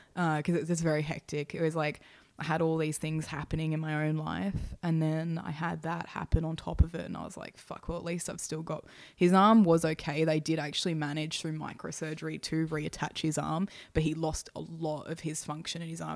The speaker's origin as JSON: {"language": "English", "town": "Hornsby", "region": "New South Wales", "country": "Australia", "tie": "born or raised there", "said": "I grew up again in housing. I lived in, you know, Hornsby at the time"}